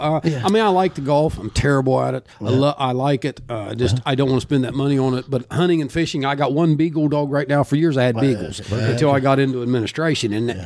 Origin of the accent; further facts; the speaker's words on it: Syracuse, Ohio, United States; right there where I grew up in Syracuse, I could walk to the Lovett property in Minersville.